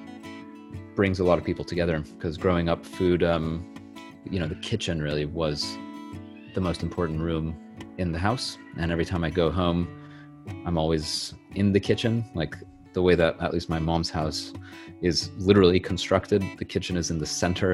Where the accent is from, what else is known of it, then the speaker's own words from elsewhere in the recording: Los Angeles, Bay Area, California, United States; also born or lived in Santa Barbara, California; I was born in Los Angeles, California in January 1990. And I lived in LA until I was about 10 years old. And then when we were 10, my mom and I moved up to the Bay Area